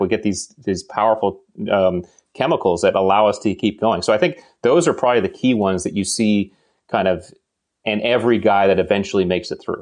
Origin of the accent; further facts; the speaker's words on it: Connecticut, United States; I grew up in New England and, uh, we are, you know, you know, nice, nice town in Connecticut